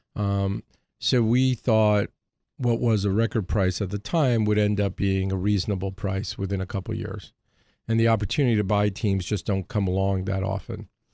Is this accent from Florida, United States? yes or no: no; Hartford, Connecticut, United States; moved away; also born or lived in New York; I grew up in Hartford.